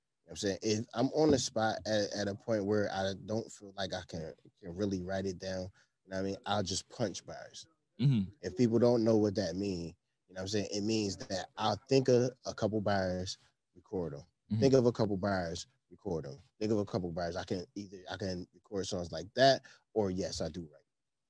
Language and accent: English; Buffalo, New York, United States; also born or lived in New Jersey; I was the only Buffalo kid that hung with them.